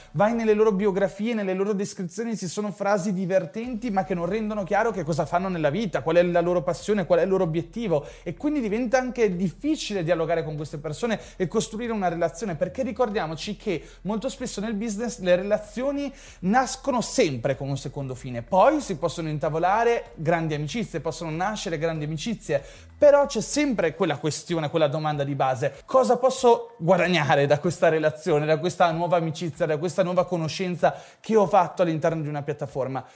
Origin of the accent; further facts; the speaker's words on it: Ferrara, Emilia-Romagna, Italy; io sono di Ferrara, sono nato a Ferrara